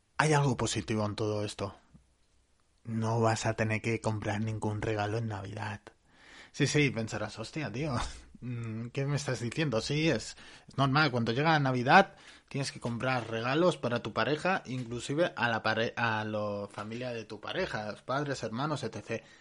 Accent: Barcelona, Catalonia, Spain; yo soy de Barcelona

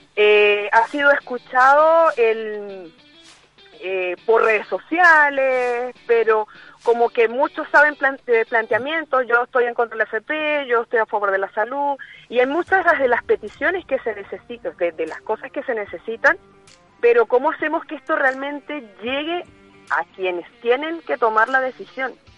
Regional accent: Venezuela; now in Chile; yo soy venezolana

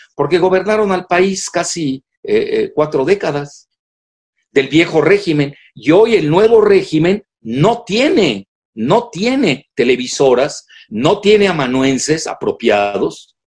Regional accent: Mexico; nosotros los mexicanos

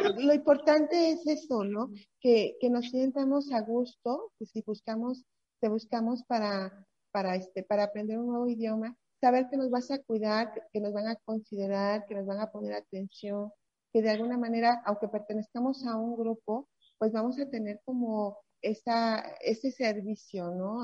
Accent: Mexico; como mexicano

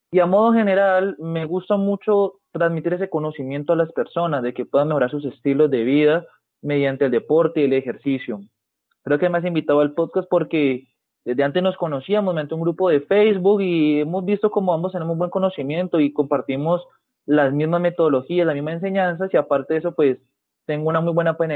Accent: Cali, Valle del Cauca, Colombia; Soy fisioterapeuta, soy de Colombia, específicamente de Cali, tengo 24 años.

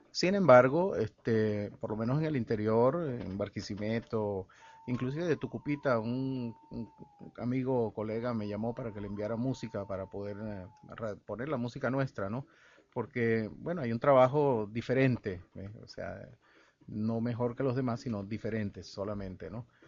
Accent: El Salvador; moved away as an adult; now in Venezuela; Yo vengo del El Salvador, nací en El Salvador, llegué aquí en plena juventud a los 24 años

